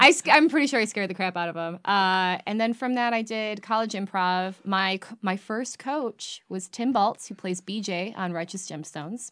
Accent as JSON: {"language": "English", "town": "Washington Township", "region": "Michigan", "country": "United States", "also_born_or_lived": "Chicago", "said": "I'm from Washington Township"}